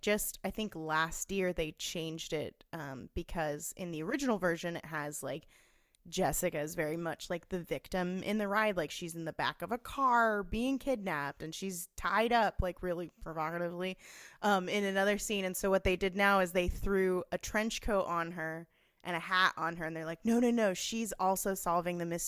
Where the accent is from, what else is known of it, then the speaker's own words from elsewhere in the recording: Southern California, United States; I grew up in Southern California, so we went to Disneyland all the time